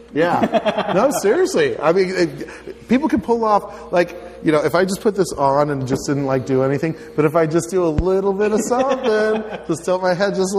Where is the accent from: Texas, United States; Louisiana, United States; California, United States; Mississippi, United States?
California, United States; I grew up in California.